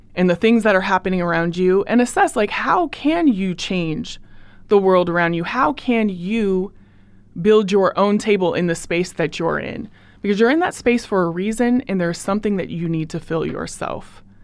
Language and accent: English; Portland, Oregon, United States; moved away as an adult; now in Oakland, United States; I'm from Portland, Oregon, and Portland raised me, Oakland made me who I am